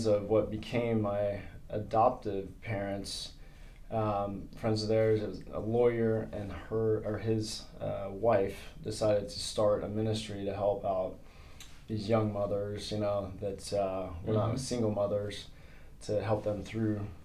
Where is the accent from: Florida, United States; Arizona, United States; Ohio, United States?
Florida, United States; Sanford; I was born in Sanford, Florida.